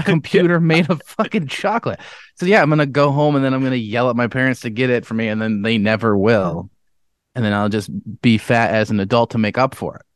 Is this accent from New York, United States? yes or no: yes; Webster, New York, United States; I was from Webster